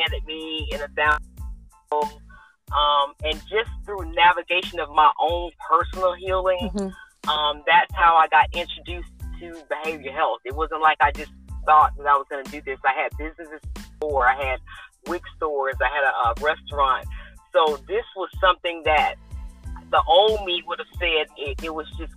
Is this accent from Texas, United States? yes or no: no; Columbus, Georgia, United States; moved away as an adult; now in Atlanta, United States; I'm originally from Columbus, Georgia, which is about an hour south of Atlanta. I currently live in the Atlanta area